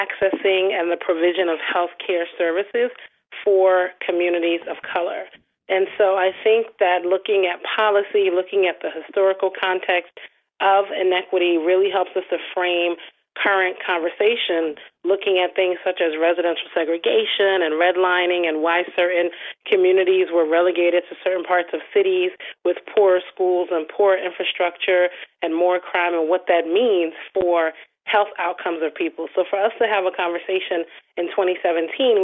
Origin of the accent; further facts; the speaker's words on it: Trenton, New Jersey, United States; moved away; also born or lived in Baltimore; my parents are Nigerian, and we grew up in Trenton, New Jersey.